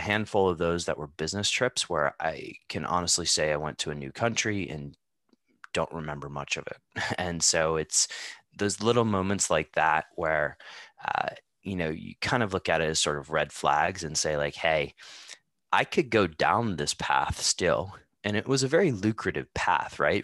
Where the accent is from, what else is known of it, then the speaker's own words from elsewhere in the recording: United States; now in Amsterdam, Netherlands; I grew up in the United States